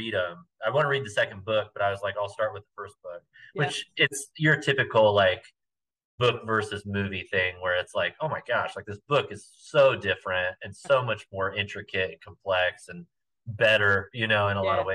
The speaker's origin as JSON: {"language": "English", "region": "Indiana", "country": "United States", "tie": "born or raised there", "moved": "yes", "lives_now": "Wichita, United States", "said": "I grew up in Indiana, and around Indianapolis"}